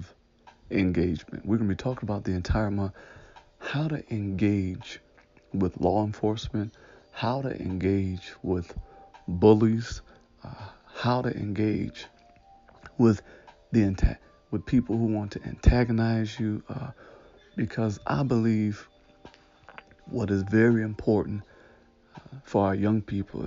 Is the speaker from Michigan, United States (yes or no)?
yes; Detroit, Michigan, United States; I was born and raised in Detroit, Michigan, right around like 7 Mile, Losser, they say Lasher, but Losser area